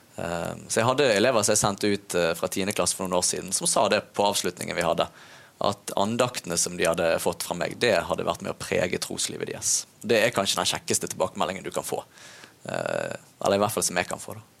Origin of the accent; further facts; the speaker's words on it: Bergen, Vestland, Norway; Jeg vokste opp i Loddefjord